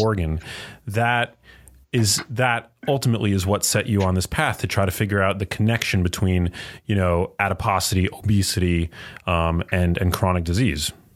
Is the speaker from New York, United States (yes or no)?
yes; New York City, New York, United States; growing up in New York City